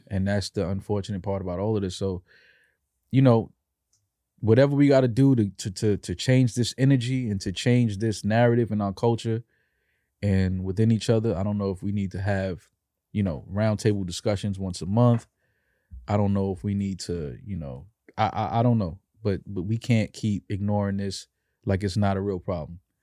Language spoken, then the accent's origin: English; New York City, New York, United States; growing up in New York